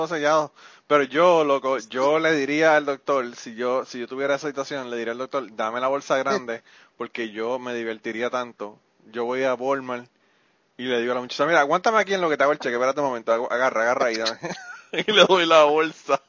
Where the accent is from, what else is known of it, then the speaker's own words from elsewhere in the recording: Puerto Rico; la cuestión patriótica de Puerto Rico es que nosotros somos súper patrióticos